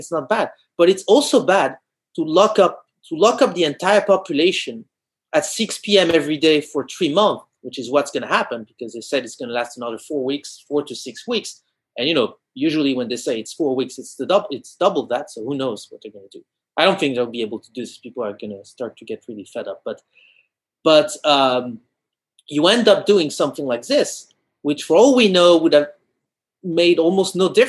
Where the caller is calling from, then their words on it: France; English is a second language; I'm talking from France, and here there's been for 2 months, there's been a curfew at 6 p.m.